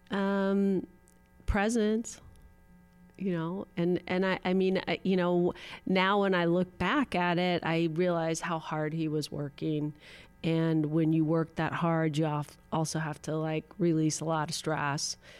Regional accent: Los Angeles, California, United States; I grew up in Pacific Palisades

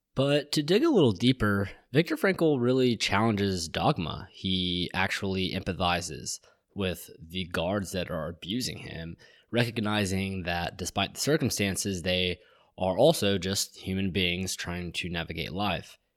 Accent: Marietta, Georgia, United States; I'm from Marietta, Georgia

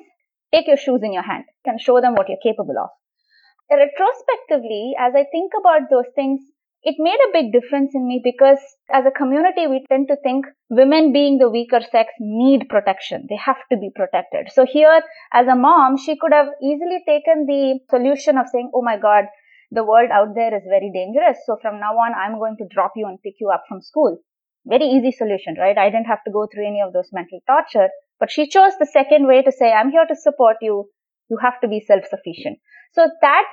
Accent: Chennai, Tamil Nadu, India; now in East Bay, United States; I grew up in Chennai in India.

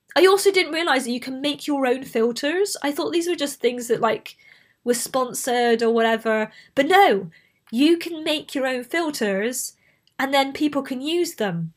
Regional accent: Bristol, South West England, United Kingdom; accent: Bristolian; I grew up in Bristol

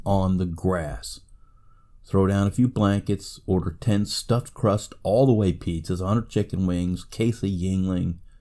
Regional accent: United States; I'm an American

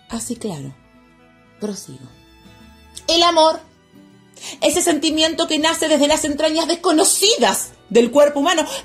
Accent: Munro, Buenos Aires Province, Argentina; Sí, sí, yo soy de Munro. Bueno, Munro siempre fue un barrio muy tranquilo. De esos barrios con perfil bajo.

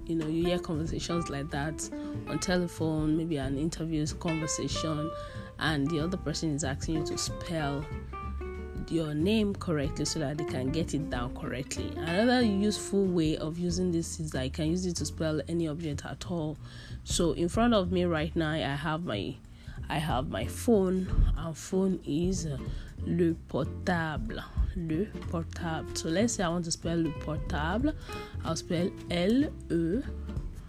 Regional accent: Nigeria; I'm from Nigeria

